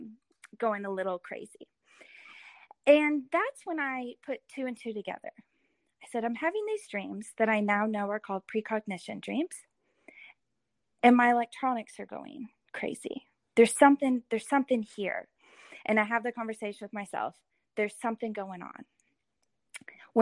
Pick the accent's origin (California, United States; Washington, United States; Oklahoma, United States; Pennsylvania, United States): Oklahoma, United States; Edmond; I grew up in Edmond